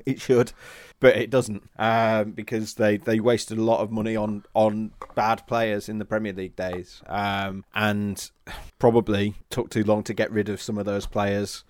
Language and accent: English; Warrington, North West England, United Kingdom; moved away as an adult; also born or lived in Leeds; now in Normanton, United Kingdom; I'm from Warrington originally. I came to Leeds from, uh, for, for uni